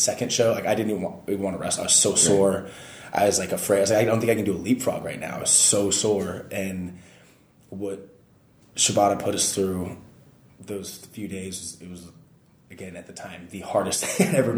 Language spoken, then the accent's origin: English; Nevada, United States; moved away as an adult; now in Japan; I'm an American kid from the middle of nowhere, Nevada